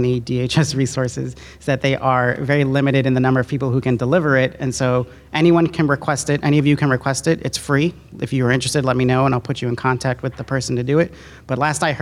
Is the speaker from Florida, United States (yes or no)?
no; New York, United States; I'm from New York